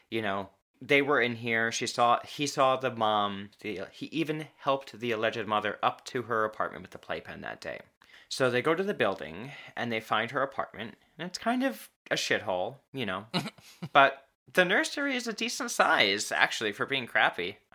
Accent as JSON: {"language": "English", "country": "United States"}